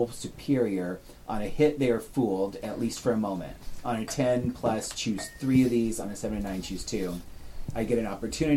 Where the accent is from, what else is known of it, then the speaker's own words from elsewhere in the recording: Chickasaw Nation, Oklahoma, United States; I grew up in the Chickasaw Nation, but I'm Choctaw.